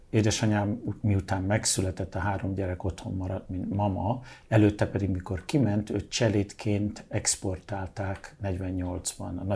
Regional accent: England, United Kingdom; born there; Mert hogy Angliában

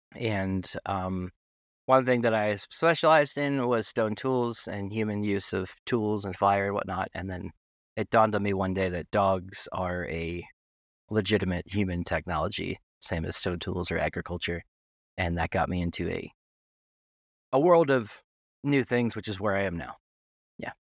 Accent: Tennessee, United States; also born or lived in New York City / Wyoming; I'm from New York City originally, but, uh, I grew up in Tennessee

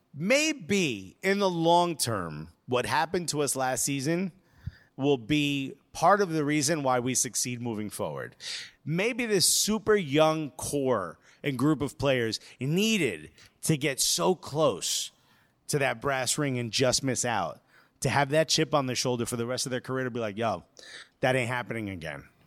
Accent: United States; us as American fans

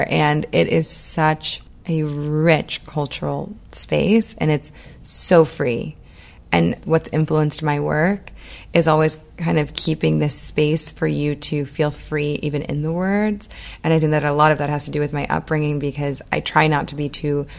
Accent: New Orleans, Louisiana, United States; I grew up in New Orleans, and I always say that the city of New Orleans was kind of my third parent

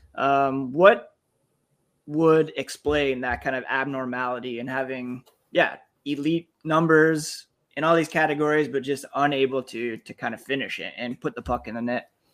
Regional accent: Ottawa, Ontario, Canada; I grew up in Ottawa

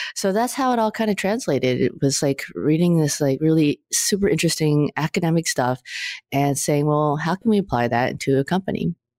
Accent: California, United States; I'm a California girl

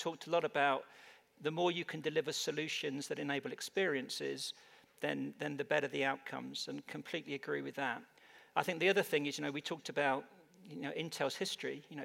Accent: United Kingdom; moved away as an adult; also born or lived in London, England; now in Phoenix, United States; from my accent, I'm not naturally American. I actually come from the UK

